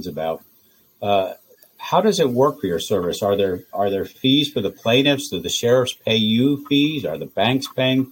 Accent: Montgomery County, Pennsylvania, United States; Montgomery County is my hometown

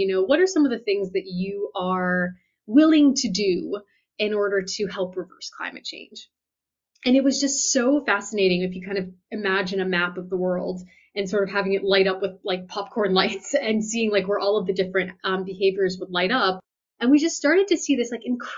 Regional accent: United States; I'm an American

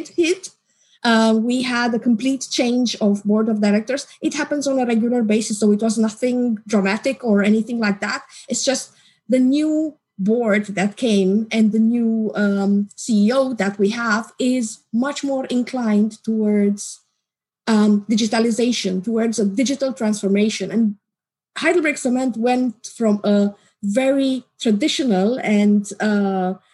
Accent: Romania; now in Czech Republic; Currently in the Czech Republic. I am originally from Romania

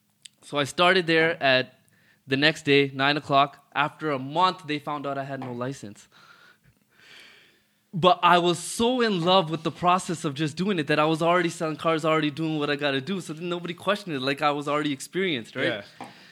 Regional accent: Toronto, Ontario, Canada; Yeah, I'm born and raised in Rexdale in Toronto. Growing up was nothing crazy.

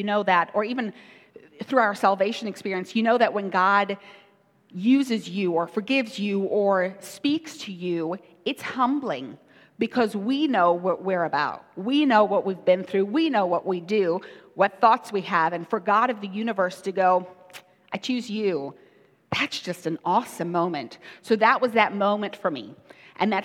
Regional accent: South Africa; I grew up in South Africa.

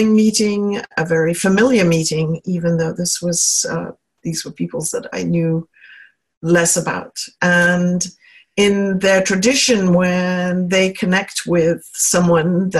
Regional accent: England, United Kingdom; I was born in England, and my maternal line is from Scotland

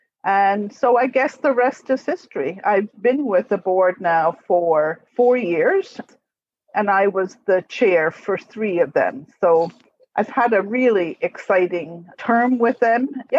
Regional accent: Scotland, United Kingdom; moved away as an adult; also born or lived in Paradise, Nova Scotia; now in Mill Village, Canada; I'm now in my 60s, I was born and brought up in Scotland. I actually lived in Nova Scotia in the 1950s when my father was posted to Greenwood on the Air Sea Rescue Squadron for a couple of years.

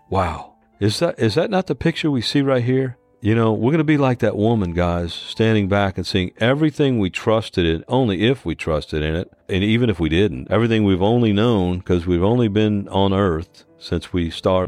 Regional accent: New Orleans, Louisiana, United States; moved away; I was born and raised in New Orleans

